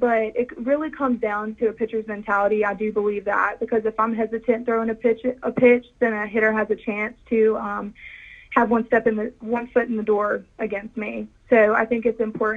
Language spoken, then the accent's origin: English; Kiln, Mississippi, United States; also born or lived in Picayune, Mississippi; I am from Kill, Mississippi. I've lived there for the rest of my life